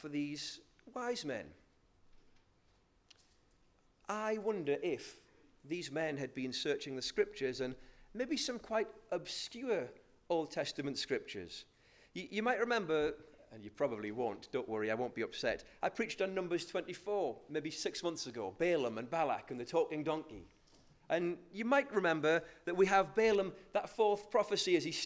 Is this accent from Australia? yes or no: no; North Shields, North East England, United Kingdom; I'm from North Shields, so I say magi